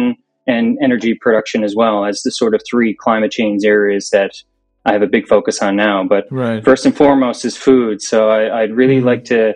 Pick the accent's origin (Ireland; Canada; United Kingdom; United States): Canada; Newfoundland and Labrador; I'm from Newfoundland, Canada. We're the furthest easterly point in Canada, out here in the Atlantic Ocean.